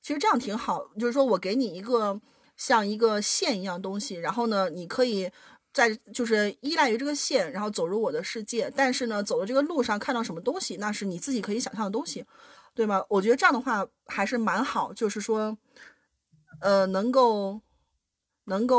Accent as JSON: {"language": "Chinese", "region": "Shanxi", "country": "China", "moved": "yes", "lives_now": "Germany", "said": "我是山西人，"}